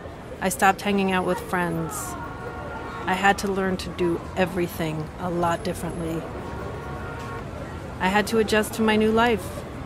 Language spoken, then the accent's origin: English; New York, United States; Growing up near New York City